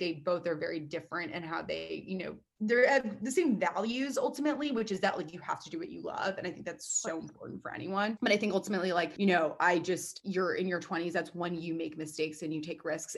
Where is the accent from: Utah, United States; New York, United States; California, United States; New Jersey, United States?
New York, United States; New York City; I'm 27, born and raised in New York City